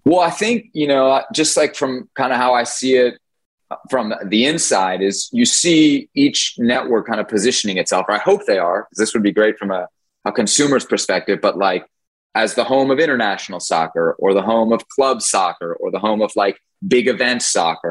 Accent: Washington, District of Columbia, United States; I grew up in Washington D.C.

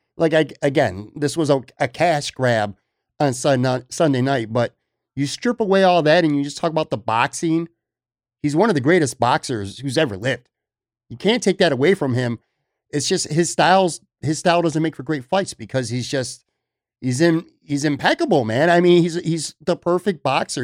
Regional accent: Buffalo, New York, United States; moved away; growing up in Buffalo, I never got to see NBA basketball

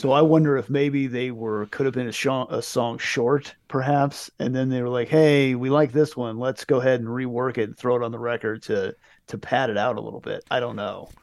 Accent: United States; we grew up in America where there's a million things

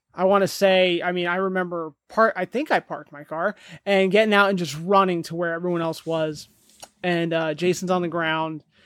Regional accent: New Jersey, United States; moved away; We're both from New Jersey

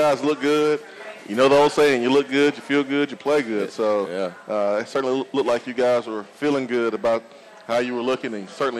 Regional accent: Alabama, United States; I'm from Alabama

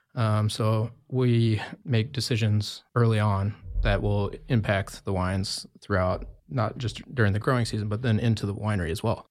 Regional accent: Jackson, Wyoming, United States; moved away as an adult; also born or lived in Oregon / Bend, Oregon; now in Carlton, United States; I grew up in Jacksonville, Wyoming

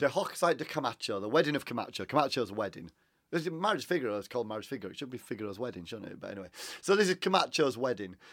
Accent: Huddersfield, Yorkshire and the Humber, United Kingdom; I'm from Huddersfield. I used to sing in Huddersfield Choral Society

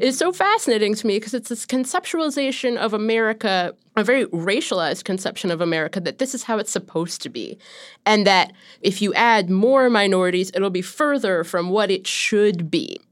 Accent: Ohio, United States; growing up in Ohio

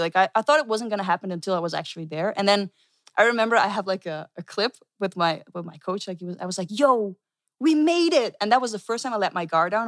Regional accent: Netherlands; I'm from the Netherlands.

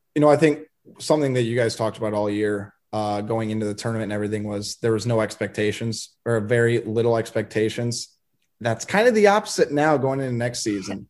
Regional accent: Sioux City, Iowa, United States; also born or lived in Nebraska; I was born in Sioux City

